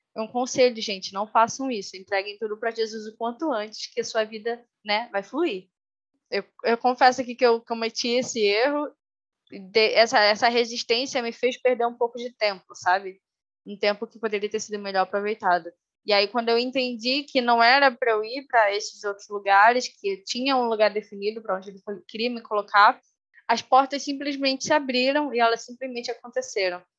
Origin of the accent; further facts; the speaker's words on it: Rio de Janeiro, Brazil; moved away as an adult; also born or lived in Manaus; now in Ponta Grossa, Brazil; eu moro no Paraná atualmente, em Ponta Grossa, mas eu sou carioca, natural do Rio de Janeiro